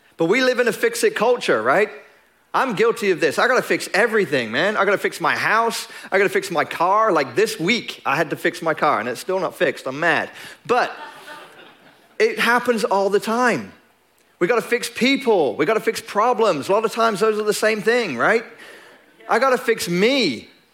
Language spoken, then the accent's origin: English; England, United Kingdom; now in Longview, United States; I'm English